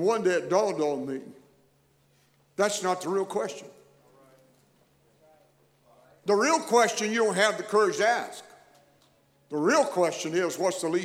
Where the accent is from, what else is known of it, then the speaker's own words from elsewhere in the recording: Texas, United States; I'm reminded every place I go, you're from Texas. And I guess there's just really something about my voice and accent that indicates that's where I'm from. I didn't do that intentionally. It's just the product of growing up in that environment